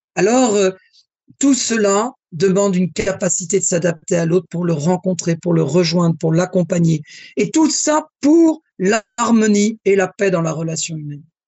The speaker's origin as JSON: {"language": "French", "country": "France", "said": "Je suis français et je suis élevé dans la galanterie masculine française."}